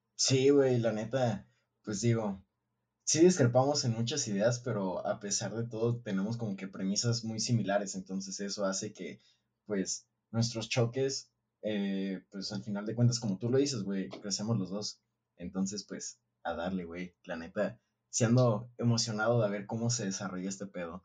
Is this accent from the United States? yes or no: no; Mexico; Realmente me enorgullece haber nacido en un país que tiene tanta riqueza. Eh, pero también no es como que estoy 100% eh, orgulloso de ser mexicano